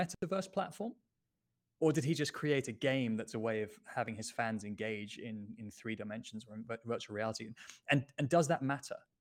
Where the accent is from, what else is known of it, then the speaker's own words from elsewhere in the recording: United Kingdom; now in Lisbon, Portugal; I'm British